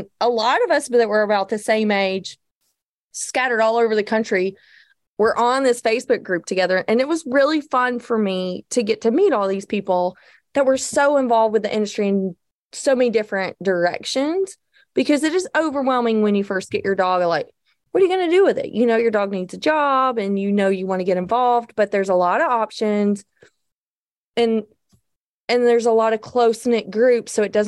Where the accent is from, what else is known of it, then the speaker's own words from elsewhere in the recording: the South, United States; I'm from the South